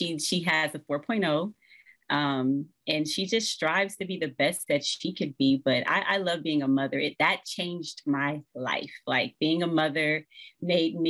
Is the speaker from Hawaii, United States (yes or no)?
no; Los Angeles, California, United States; born and raised in South Central Los Angeles